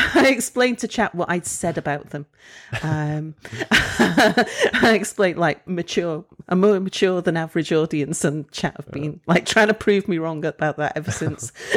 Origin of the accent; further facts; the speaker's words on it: United Kingdom; moved away as an adult; I'm British